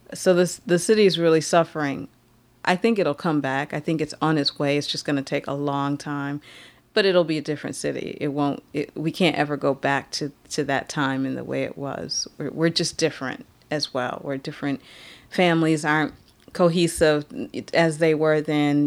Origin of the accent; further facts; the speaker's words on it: Detroit, Michigan, United States; Growing up in Detroit